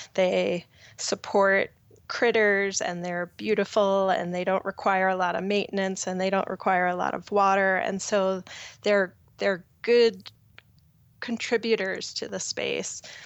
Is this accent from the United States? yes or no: yes; Long Island, New York, United States; moved away as an adult; now in Boulder, Colorado, United States; I grew up on Long Island